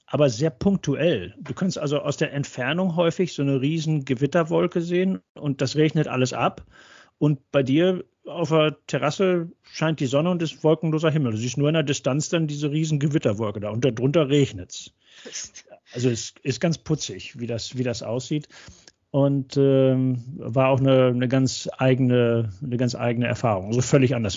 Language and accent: German; North Rhine-Westphalia, Germany; moved away as an adult; also born or lived in Würzburg / Cologne / Arizona / Oregon; now in Texas, United States; als gebürtiger Westfale